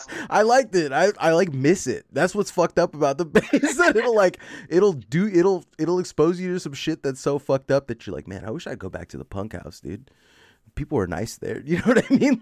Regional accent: the Bay Area, California, United States; I'm from the Bay

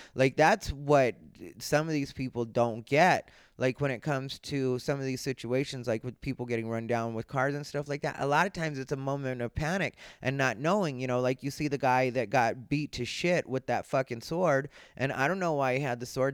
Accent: Arizona, United States; I grew up in Arizona.

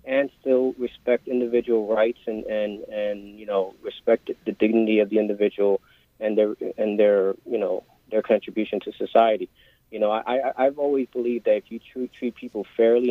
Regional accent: New York City, New York, United States; growing up in East New York, Brooklyn, a young man of color

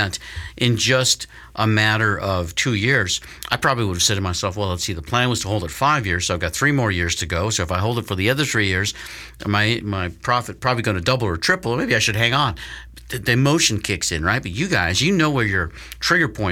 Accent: Colorado, United States; my home state, Colorado

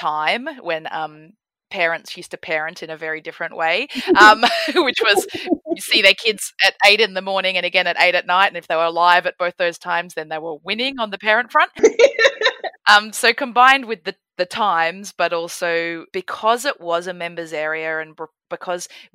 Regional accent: Mornington Peninsula, Victoria, Australia; also born or lived in Melbourne; now in Sydney, Australia; I grew up on the Mornington Peninsula down in Victoria

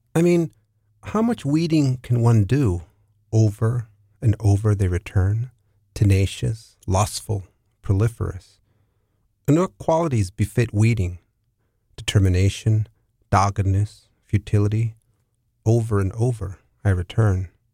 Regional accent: San Diego, California, United States; also born or lived in San Francisco / New York City; now in New Orleans, United States; I'm originally from San Diego, California

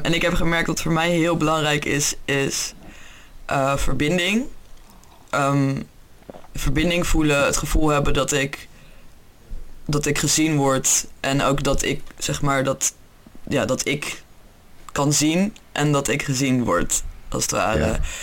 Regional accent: Utrecht, Netherlands; moved away as an adult; now in England, United Kingdom; Ik kom eigenlijk uit Utrecht, maar ik woon op dit moment in Engeland

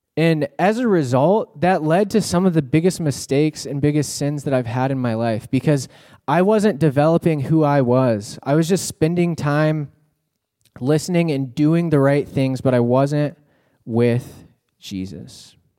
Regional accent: Texas, United States; I'm from Texas

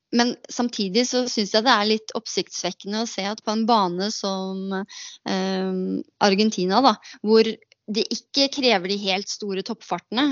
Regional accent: Norway; moved away as an adult; also born or lived in United States; hjemme i Norge

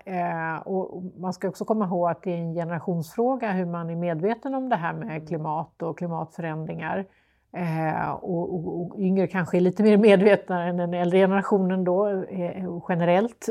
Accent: Lund, Skåne, Sweden; born or raised there; now in Gothenburg, Sweden

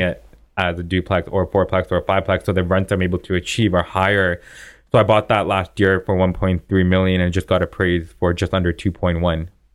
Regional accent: Vaughan, Ontario, Canada; now in Toronto, Canada; I grew up in Vaughan

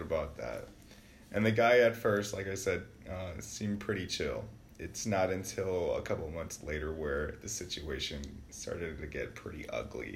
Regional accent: Wisconsin, United States; I was born and raised in Wisconsin, born on the south side, and I just recently moved to the east side

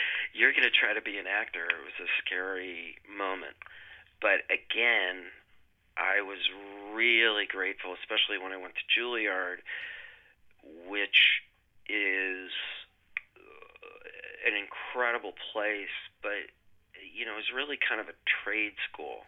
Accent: Wisconsin, United States; I grew up in Wisconsin

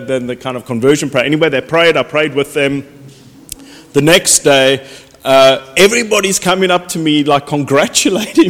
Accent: Cape Town, Western Cape, South Africa; now in United Kingdom; I grew up in Cape Town, South Africa, was brought up in a non-Christian home

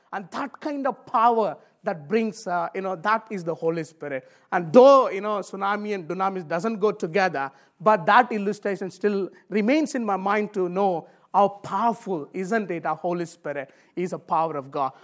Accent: India; moved away; I come from Indian background.

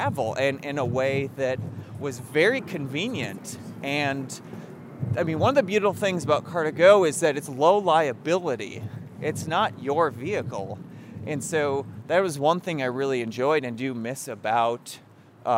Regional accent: southeastern Wisconsin, United States; moved away; my hometown in southeastern Wisconsin

